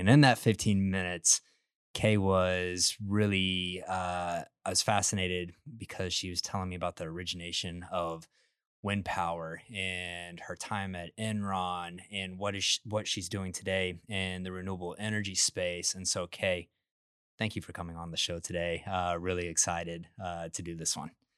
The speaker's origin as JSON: {"language": "English", "town": "Midland", "region": "Texas", "country": "United States", "tie": "born or raised there", "lives_now": "Katy, United States", "said": "I grew up in Midland, Texas"}